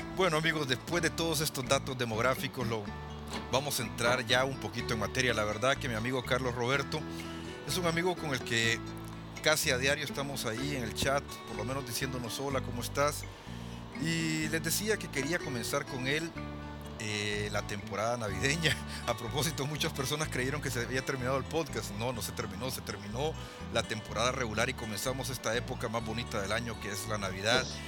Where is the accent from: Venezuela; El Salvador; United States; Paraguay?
El Salvador; mi país, El Salvador